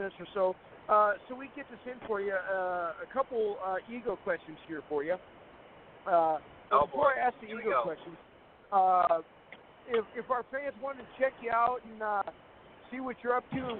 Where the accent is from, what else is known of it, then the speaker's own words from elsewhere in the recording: North Dakota, United States; my home state in North Dakota